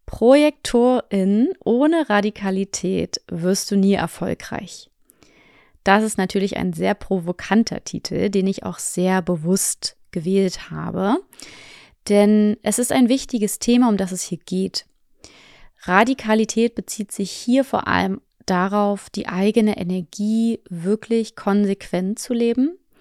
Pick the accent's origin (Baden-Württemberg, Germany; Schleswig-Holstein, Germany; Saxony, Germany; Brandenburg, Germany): Brandenburg, Germany; Potsdam; moved away; also born or lived in Fuerteventura; meine Heimatstadt ist Potsdam